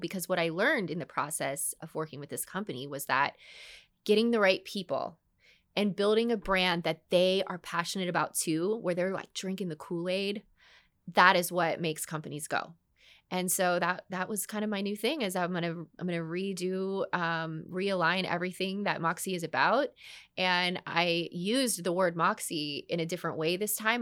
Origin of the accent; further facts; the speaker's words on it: Orlando, Florida, United States; also born or lived in Dallas; I'd moved back to Orlando. I followed a man here, didn't end up marrying him, but b, all the same, I followed a man here, come back to my hometown